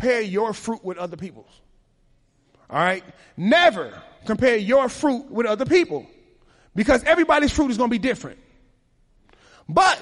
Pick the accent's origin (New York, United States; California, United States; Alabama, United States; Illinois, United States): Illinois, United States; Chicago; I was raised in Chicago